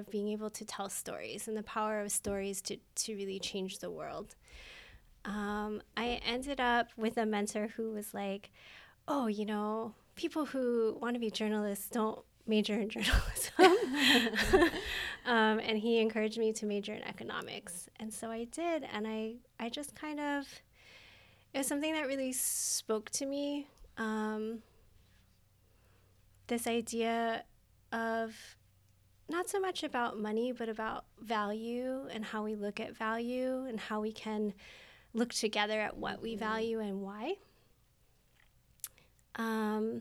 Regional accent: Los Angeles, California, United States; also born or lived in Okinawa, Japan (ancestry); now in Waipio, Oahu, United States; I grew up in Los Angeles

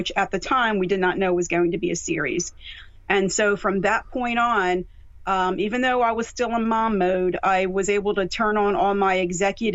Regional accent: Mount Holly, New Jersey, United States; moved away as an adult; also born or lived in Ocean County, New Jersey; now in Philadelphia area, United States; I was born and raised in Jersey, born in Ocean County and raised in Burlington County in a little town called Mount Holly

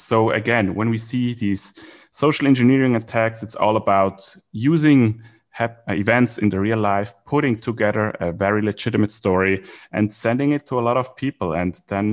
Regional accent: Switzerland; now in Singapore; so I'm from Switzerland originally. I live in Singapore right now

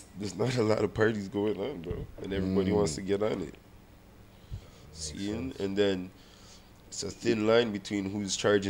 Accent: Alabama, United States; cause like I grew up in Alabama.

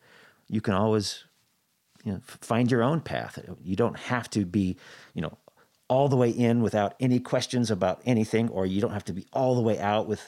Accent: Boise, Idaho, United States; You know, I grew up in Boise, Idaho

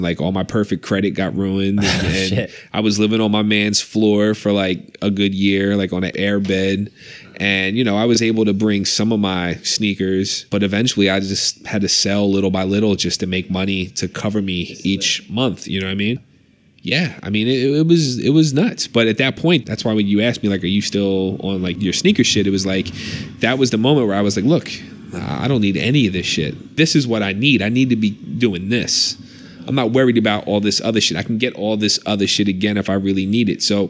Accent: Philadelphia, Pennsylvania, United States; born or raised there; moved away as an adult

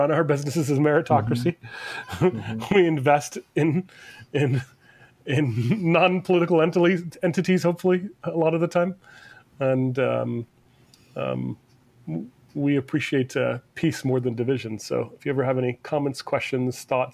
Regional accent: United States; being an Indian in America and, you know, being born here

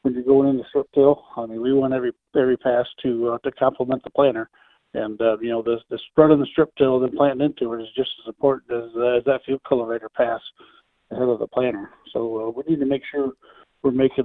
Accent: Illinois, United States; I grew up in Illinois

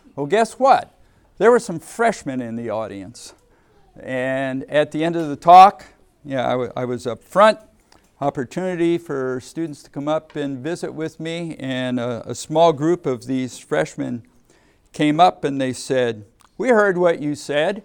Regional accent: Ohio, United States; moved away as an adult; also born or lived in Massachusetts / Texas; I grew up in Ohio

